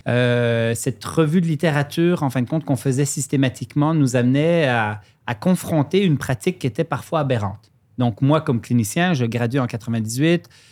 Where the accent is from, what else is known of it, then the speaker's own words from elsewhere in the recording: Lac Saint-Jean, Quebec, Canada; accent: mixed Swiss and Quebec; also born or lived in Switzerland; je suis suisse d'origine, immigré à 10 ans au lac Saint-Jean, au nord du Québec.